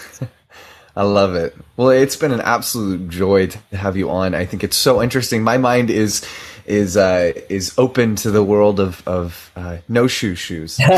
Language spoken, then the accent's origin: English; Southern California, United States; I grew up in Southern California where rainbows are made